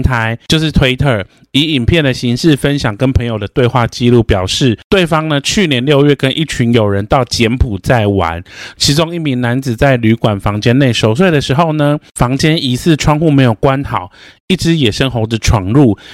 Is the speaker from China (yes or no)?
no; Changhua County, Taiwan; 我们彰化那边是有，就是八卦山脉